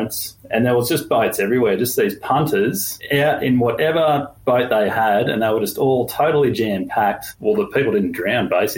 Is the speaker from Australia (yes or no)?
yes; Lismore, New South Wales, Australia; moved away; I grew up in Lismore